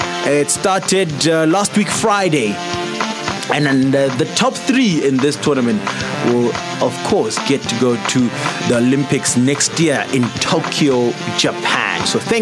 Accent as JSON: {"language": "English", "region": "Free State", "country": "South Africa", "said": "in the dusty township of Maokeng, out in the Free State province. Yeah, you can hear I'm a proud Free Stater."}